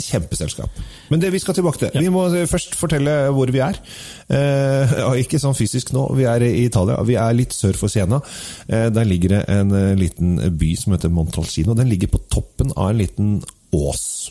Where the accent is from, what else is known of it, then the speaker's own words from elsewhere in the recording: Oslo, Norway; Jeg er oppvokst på Sinsen